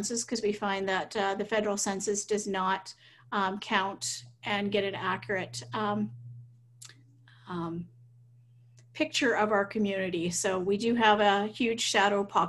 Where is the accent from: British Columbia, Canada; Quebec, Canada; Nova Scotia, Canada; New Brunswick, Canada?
New Brunswick, Canada; Saint John; now in Lac La Biche, Canada; I'm actually originally from New Brunswick, so St. John area, so not too far away from the border